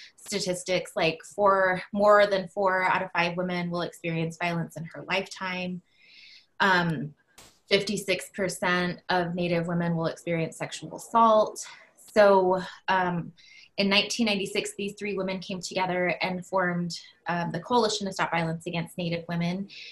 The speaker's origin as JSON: {"language": "English", "town": "Laguna", "region": "New Mexico", "country": "United States", "said": "I come from the Pueblo of Laguna, so right outside of the city limits of Albuquerque."}